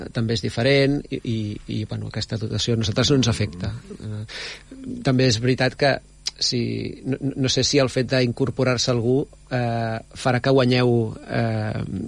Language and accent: Catalan; Badalona, Catalonia, Spain; jo no sóc de, de, de Premià de Mar, jo, jo sóc de Badalona